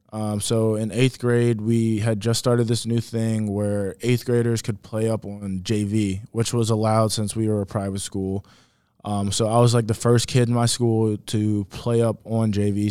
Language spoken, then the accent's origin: English; Richmond, Virginia, United States; moved away; Richmond, Virginia, uh, born and raised